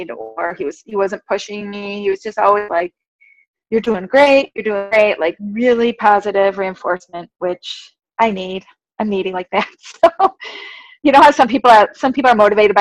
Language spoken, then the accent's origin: English; Tonawanda, New York, United States; I'm from Tonawanda.